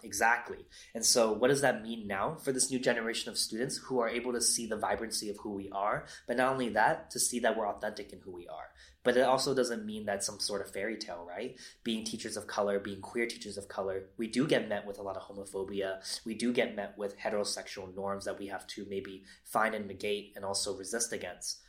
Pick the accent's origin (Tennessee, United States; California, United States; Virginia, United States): California, United States; San Leandro; moved away as an adult; also born or lived in San Diego / Los Angeles; I grew up in Northern California in a city called San Leandro